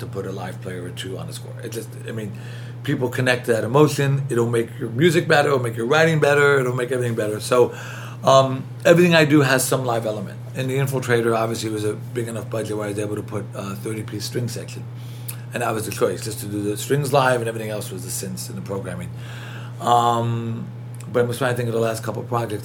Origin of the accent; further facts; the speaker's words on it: New York City, New York, United States; accent: thick New York; I was born in Queens, brought up in New York